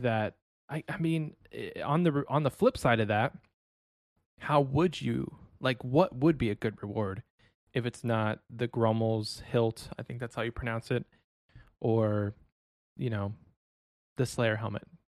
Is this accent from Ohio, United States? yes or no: yes; Ohio, United States; moved away as an adult; now in Texas, United States; I was born and raised in Ohio